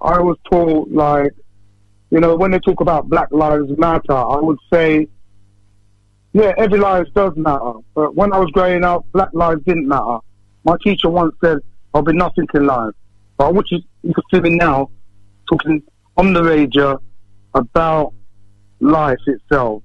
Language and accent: English; Northampton, East Midlands, United Kingdom; growing up in Northampton many years ago